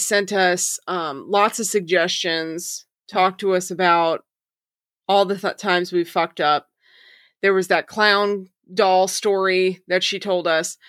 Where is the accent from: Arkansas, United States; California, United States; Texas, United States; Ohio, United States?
Arkansas, United States; So, like I think I've told you guys before, I grew up in Arkansas. I used to live in Eureka Springs.